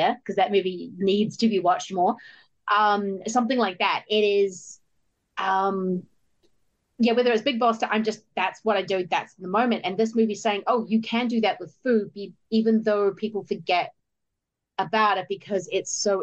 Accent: New Zealand; I'm a New Zealander.

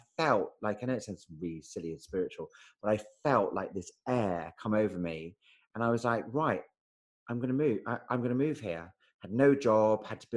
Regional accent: Edinburgh, Scotland, United Kingdom; moved away; I'm from Edinburgh.

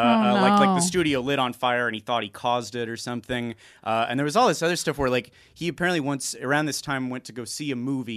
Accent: Los Angeles, California, United States; also born or lived in Topanga Canyon; I'm from here as well

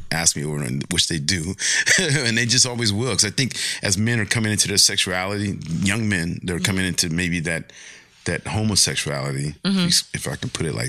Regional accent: Pomona, California, United States; Growing up, I grew up in Pomona, which was predominantly Mexican

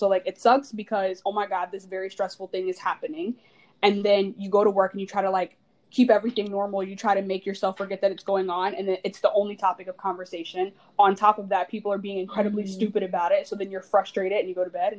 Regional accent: Georgia, United States; I'm from Georgia.

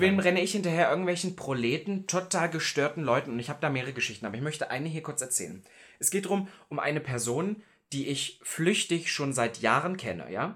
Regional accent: Halle, Saxony-Anhalt, Germany; in Halle, wo ich herkomme

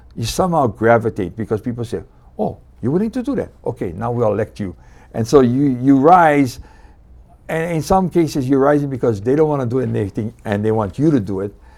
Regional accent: Hilo, Hawaii, United States; moved away as an adult; also born or lived in Kauai; now in Maui, United States; I was born and raised on the Big Island in Hilo, and I spent most of my youth there.

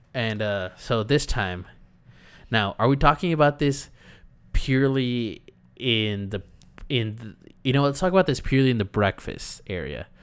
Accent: California, United States; We're Californians.

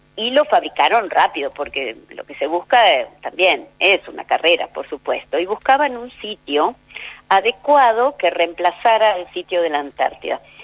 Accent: Argentina; Los argentinos

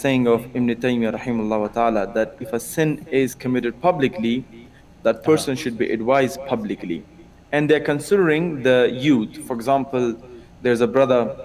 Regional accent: Afghanistan; now in Germany; I'm actually from Afghanistan. I live in Germany.

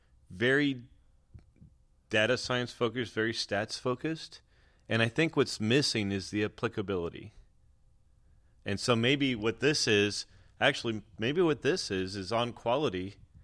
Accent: California, United States; I grew up in Southern California, and currently the teams I was hoping for USA or Mexico.

